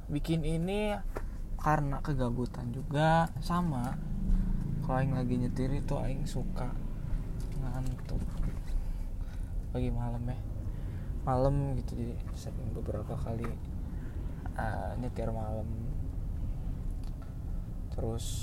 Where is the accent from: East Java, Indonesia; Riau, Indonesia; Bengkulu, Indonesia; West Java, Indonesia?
West Java, Indonesia; gue ini adalah orang Sunda sebenarnya nggak sebenarnya sih pasti orang Sunda